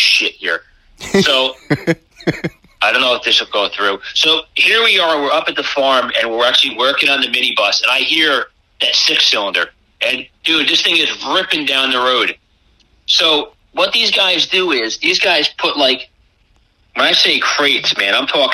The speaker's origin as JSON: {"language": "English", "region": "upstate New York", "country": "United States", "said": "I'm from New York"}